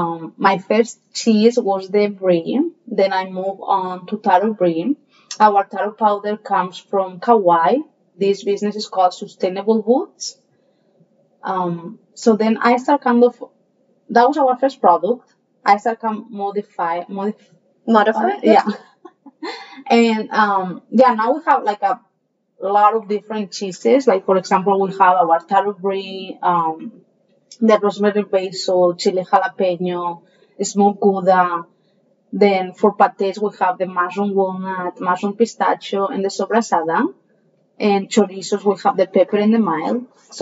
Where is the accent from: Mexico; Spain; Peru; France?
Spain; Valencia, Valencian Community; English is a second language; moved away as an adult; now in Hawaii, United States; So, well, yeah, I'm from Valencia, Spain. My whole family is still there.